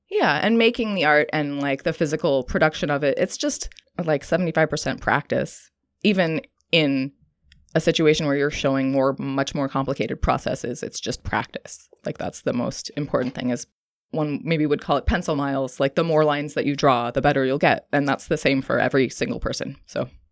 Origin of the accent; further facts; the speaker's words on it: Santa Cruz, California, United States; moved away as an adult; also born or lived in New York / Oregon; I'm originally from Santa Cruz. I moved back to Santa Cruz to be near my family